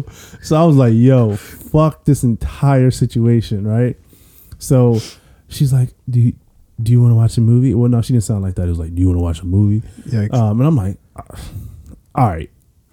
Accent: Columbia, Maryland, United States; I grew up in Columbia, wasn't rich or anything

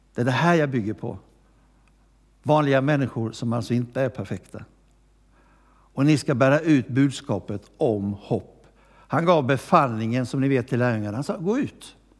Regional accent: Gnosjö, Jönköping County, Sweden; moved away; also born or lived in Växjö; jag har inte bott i Växjö så länge men jag har vuxit upp i Gnosjö

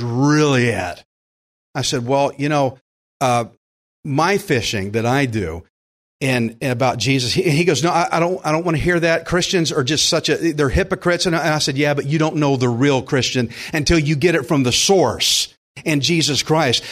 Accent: Texas, United States; I'm from Texas

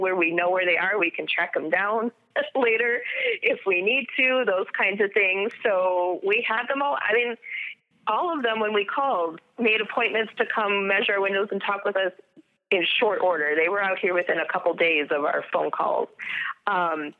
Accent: Midwest, United States; I'm just Midwesterner.

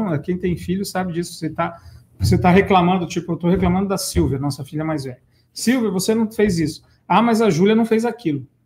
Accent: Ponta Grossa, Paraná, Brazil; moved away; Minha terra natal, Ponta Grossa.

